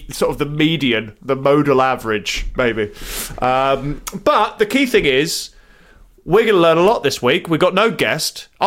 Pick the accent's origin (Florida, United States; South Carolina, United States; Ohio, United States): Florida, United States; Orlando; I'm saying I'm from Orlando. I'm saying charm.